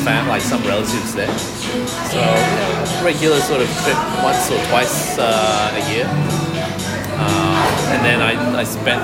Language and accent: English; Melbourne, Victoria, Australia; born or raised there; also born or lived in Brunei / Singapore